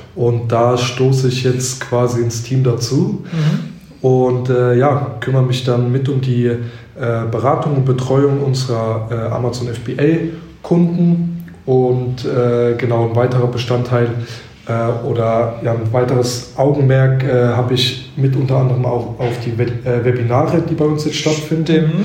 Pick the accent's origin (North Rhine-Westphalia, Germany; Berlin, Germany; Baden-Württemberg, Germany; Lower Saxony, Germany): Baden-Württemberg, Germany; near Heidelberg; also born or lived in Cologne; now in Mannheim, Germany; Ich komme ursprünglich aus der Nähe von Heidelberg